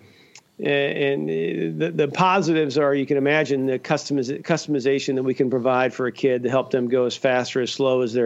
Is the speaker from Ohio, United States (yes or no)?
yes; Cincinnati, Ohio, United States; now in Grand Rapids, United States; I grew up in Cincinnati, Ohio